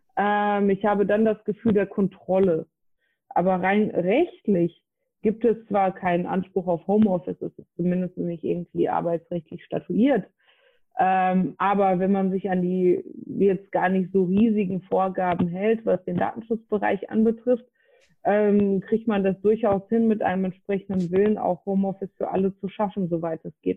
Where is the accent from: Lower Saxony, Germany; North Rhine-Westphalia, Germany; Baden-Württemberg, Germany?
North Rhine-Westphalia, Germany; also born or lived in Frankfurt; bin wieder in mein Heimatbundesland NRW gezogen